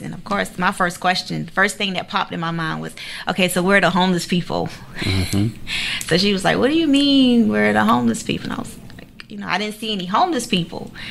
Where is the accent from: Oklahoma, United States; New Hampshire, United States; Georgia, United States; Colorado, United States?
Georgia, United States; Savannah; I pretty much grew up, you know, all over Savannah